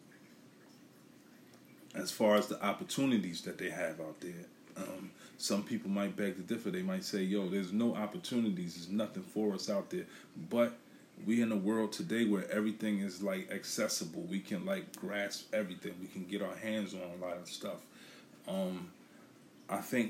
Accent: New York City, New York, United States; now in Philadelphia, United States; I'm from Brooklyn

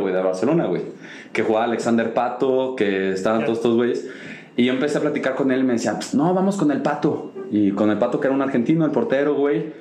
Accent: Mexico; somos mexicanos

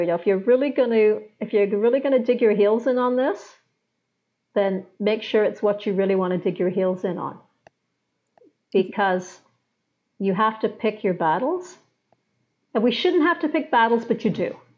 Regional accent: England, United Kingdom; where I grew up in England

